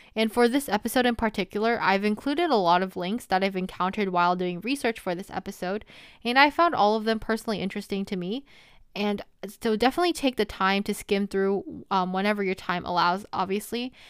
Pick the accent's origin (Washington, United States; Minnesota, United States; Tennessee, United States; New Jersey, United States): New Jersey, United States; I am a senior from New Jersey